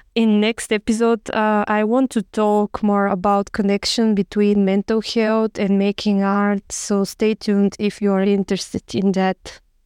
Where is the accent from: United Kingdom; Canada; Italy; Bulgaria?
Bulgaria; moved away as an adult; also born or lived in Sofia, Bulgaria; now in Barcelona, Spain; I'm from Bulgaria